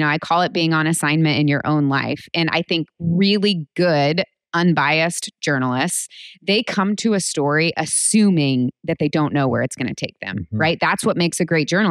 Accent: United States; I grew up in America

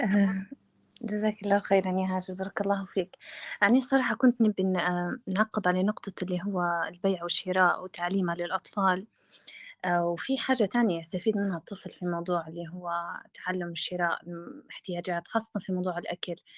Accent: Libya; إحنا كشعب ليبي

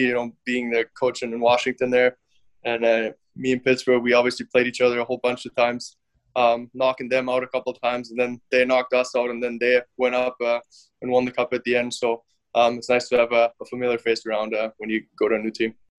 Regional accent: Finland; moved away; I was actually born in Finland, um, but my dad was I think he was the coach at that point

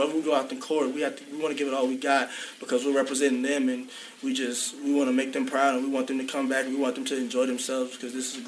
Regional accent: Orlando, Florida, United States; I'm from Orlando

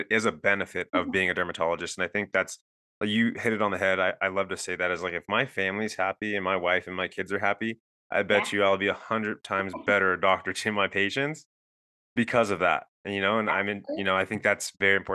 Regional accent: Southern California, United States; also born or lived in San Diego; I grew up in Southern California

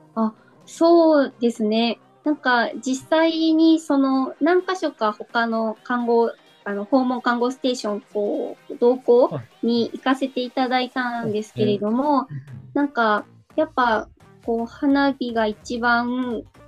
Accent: Itoshima, Fukuoka, Japan; 私が糸島出身なので

